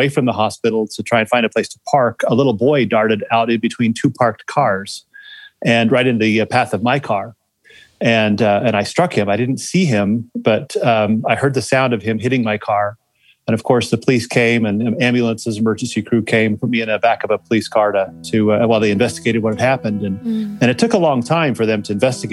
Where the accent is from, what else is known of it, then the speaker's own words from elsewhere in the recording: Salt Lake City, Utah, United States; born and raised in Salt Lake City, Utah, went to West Skyline High School